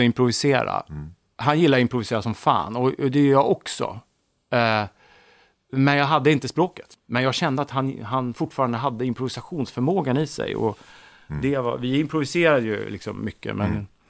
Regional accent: Täby, Stockholm County, Sweden; Jag är född i Stockholm, i Täby, mm. 1963

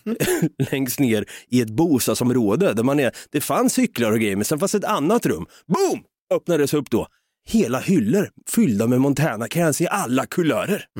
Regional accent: Norrköping, Östergötland, Sweden; Vi är från Norrköping.

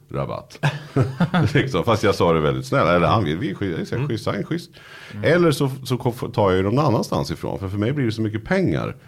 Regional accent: Nyköping, Södermanland, Sweden; moved away as an adult; now in Stockholm, Sweden; jag var från Nyköping

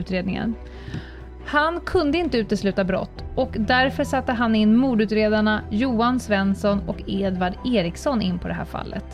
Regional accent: Stockholm, Stockholm County, Sweden; jag då som är stockholmare

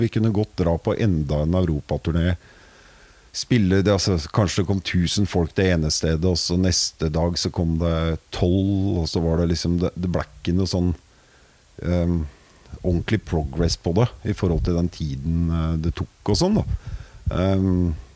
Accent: Vinterbro, Akershus, Norway; Jeg er fra Vinterbro

